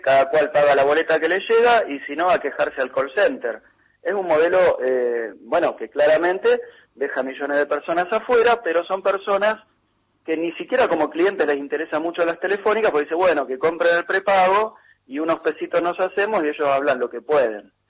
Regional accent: Argentina; los argentinos ganamos en pesos y pagamos en pesos

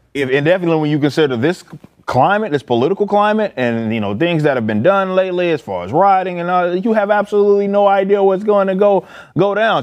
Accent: Dallas, Texas, United States; I'm from Oak Cliff

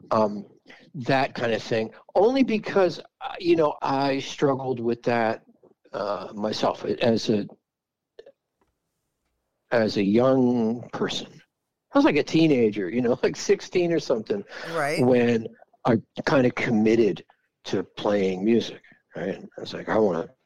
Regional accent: Philadelphia, Pennsylvania, United States; also born or lived in Bethlehem, Pennsylvania; growing up was Philly.

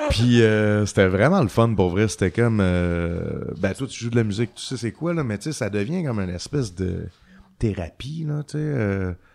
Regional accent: Quebec City, Quebec, Canada; also born or lived in California / Bois-Francs; Je viens de Québec, de Beauport. Après ça, genre, à un an, mes parents ont déménagé à Californie.

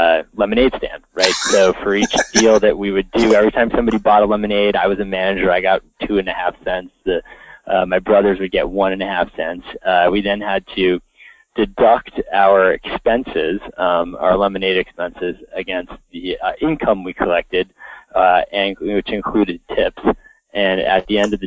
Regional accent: Connecticut, United States; the house that I grew up in Connecticut

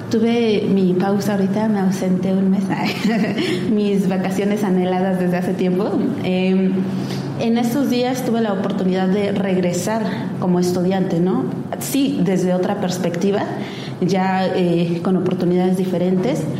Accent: Oaxaca, Mexico; soy oaxaqueña, es mi tierra

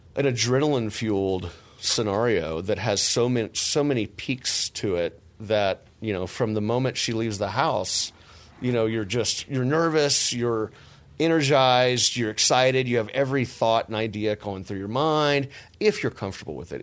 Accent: Texas, United States; I'm from Texas

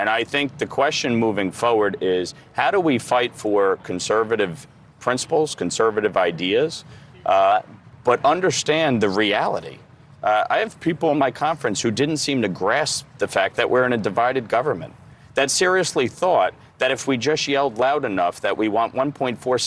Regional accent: New York, United States; a state like New York, my home state

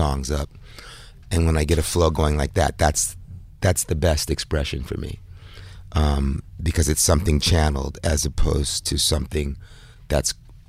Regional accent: New York City, New York, United States; moved away as an adult; also born or lived in Bed-Stuy, Brooklyn / Bahamas; now in Paris, France; I'm from New York. I lived here many, many years, as you know. But, I live between Paris and the Bahamas right now.

